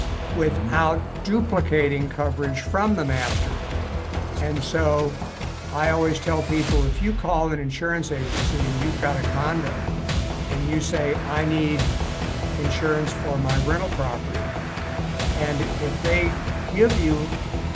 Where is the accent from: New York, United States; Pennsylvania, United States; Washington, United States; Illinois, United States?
Illinois, United States; Evanston; moved away as an adult; also born or lived in Champaign-Urbana, Illinois / Peoria, Illinois; now in Phoenix, United States; So I'm originally from Evanston, Illinois.